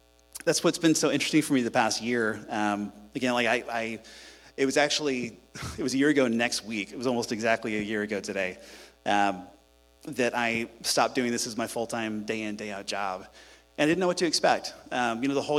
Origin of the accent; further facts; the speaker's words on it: Houston, Texas, United States; I'm from Houston. I grew up here